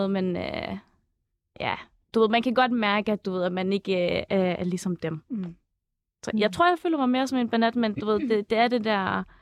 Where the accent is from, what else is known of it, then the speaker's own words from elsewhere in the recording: Jutland, Denmark; accent: Jutlandic; now in Copenhagen, Denmark; efter et par år her i København, så føler jeg ikke rigtigt, at uh, jeg har den der jyske dialekt mere.